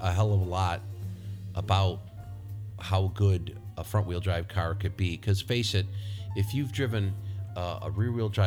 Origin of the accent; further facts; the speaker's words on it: Rochester, New York, United States; my hometown of Rochester, New York